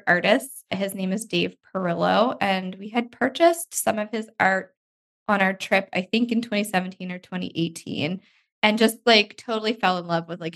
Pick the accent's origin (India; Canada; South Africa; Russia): Canada; Nova Scotia; we're from Nova Scotia, like the East Coast of Canada.